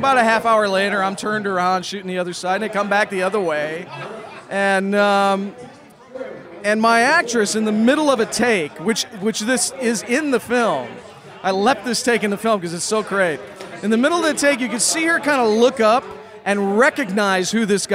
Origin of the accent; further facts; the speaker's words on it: Chicago, Illinois, United States; now in Los Angeles, United States; I'm originally from Chicago, but I've been in L.A. for over a decade now.